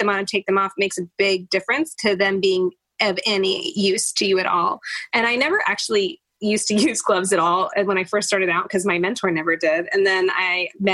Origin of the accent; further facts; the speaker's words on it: Oakland, California, United States; also born or lived in San Francisco, California; I grew up in Oakland and San Francisco